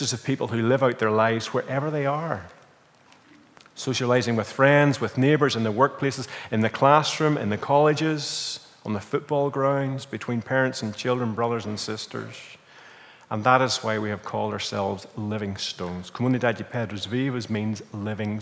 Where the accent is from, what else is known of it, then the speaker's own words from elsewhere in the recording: Northern Ireland, United Kingdom; moved away as an adult; now in Portugal; we're from Northern Ireland